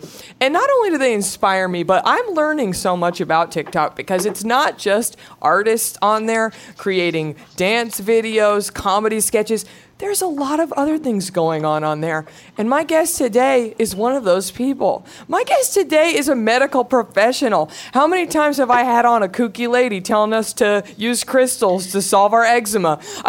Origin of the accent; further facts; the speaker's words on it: the Bible Belt, United States; I grew up in the Bible Belt.